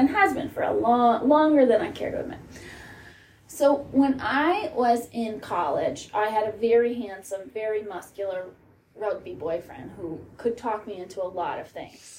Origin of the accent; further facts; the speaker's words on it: East Coast, United States; moved away; also born or lived in Florida; I grew up on the East Coast. I, you know, a New York sports fan